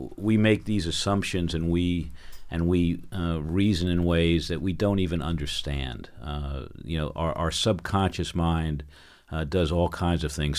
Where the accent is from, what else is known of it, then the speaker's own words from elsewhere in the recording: New York, United States; moved away; I grew up in New York, and, and that's who I am